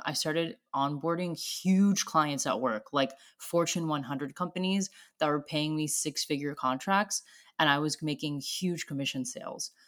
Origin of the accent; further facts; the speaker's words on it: Florida, United States; moved away as an adult; also born or lived in Sydney, Australia; I'm from Florida.